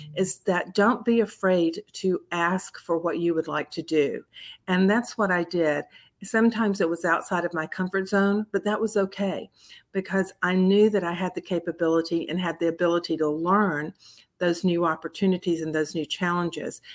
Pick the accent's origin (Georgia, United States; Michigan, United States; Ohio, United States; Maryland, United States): Georgia, United States; Columbus; moved away as an adult; also born or lived in Florida; a little hometown bank in my hometown of Columbus, Georgia